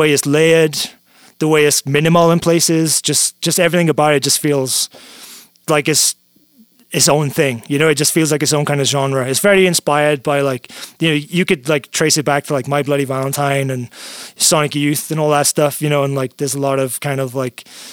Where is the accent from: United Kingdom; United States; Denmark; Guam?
United Kingdom; I grew up in Britain